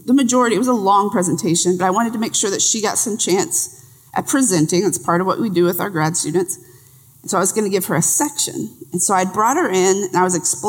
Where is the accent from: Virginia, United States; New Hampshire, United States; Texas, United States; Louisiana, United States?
Texas, United States; I'm from Texas